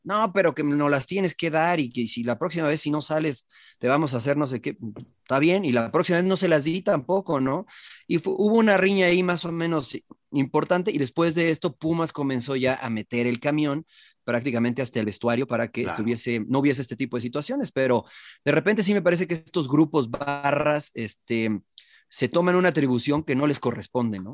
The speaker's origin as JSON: {"language": "Spanish", "region": "Mexico City", "country": "Mexico", "tie": "born or raised there", "moved": "yes", "said": "yo viví, crecí en la Ciudad de México"}